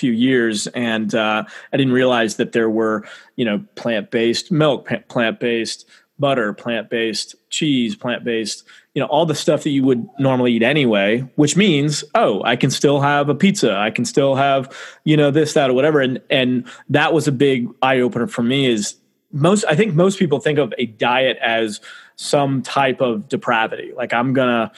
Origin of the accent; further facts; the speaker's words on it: Midwest America, United States; I'm from Midwest America where we love our barbecue and our meats and all that.